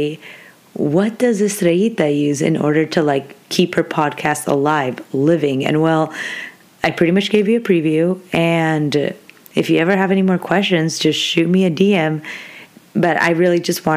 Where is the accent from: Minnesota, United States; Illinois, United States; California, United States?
California, United States; Orange County; moved away as an adult; now in Stanislaus County, United States; I'm living like 6-7 hours away from my hometown because I'm originally from Orange County